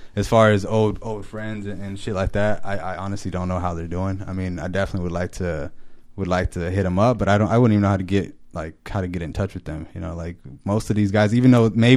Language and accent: English; Los Angeles, California, United States; moved away; I'm originally from California, so when I say like LA, I'm from out there, and then I came up here